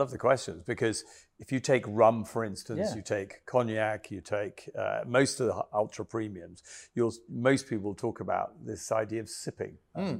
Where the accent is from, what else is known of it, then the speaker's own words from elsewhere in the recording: Kenya; now in England; I came from Kenya, and I was shocked when I first came to England that people went out and they just got blitzed